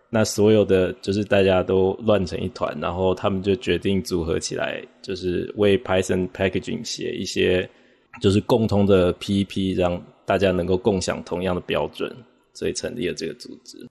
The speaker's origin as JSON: {"language": "Chinese", "country": "Taiwan", "said": "我是来自台湾的，我现在是在，呃，参与 P I P 的一个外包工作，就是为他们开发一个新的依赖解析器"}